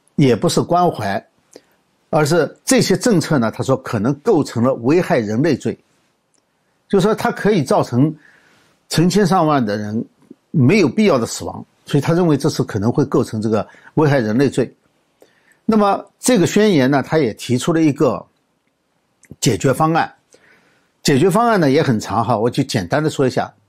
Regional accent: China; 我们中国人

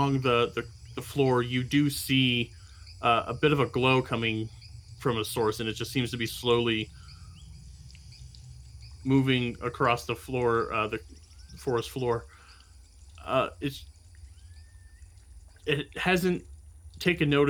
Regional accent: Midwest, United States; I grew up in the Midwest.

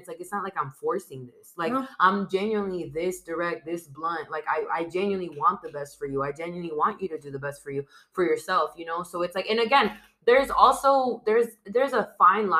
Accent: San Diego, California, United States; San Diego was my hometown and it's been my hometown my whole life.

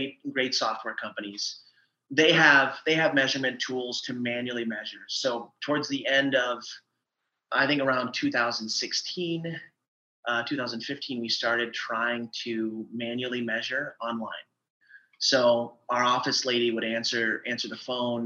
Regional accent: eastern Iowa, United States; now in Austin, United States; I grew up in Iowa, in eastern Iowa.

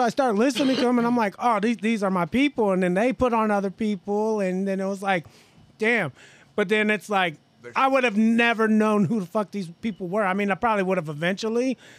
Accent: Portland, Oregon, United States; also born or lived in Southern Clackamas County, Oregon; I grew up in North Portland

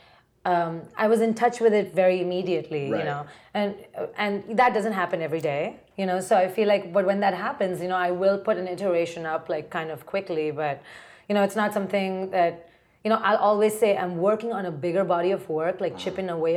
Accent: Mumbai, Maharashtra, India; moved away as an adult; also born or lived in Ohio; now in New York, United States; I grew up in Bombay. So I came here when I was like

